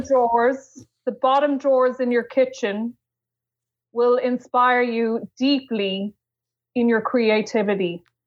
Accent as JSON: {"language": "English", "country": "Ireland", "said": "I am Irish"}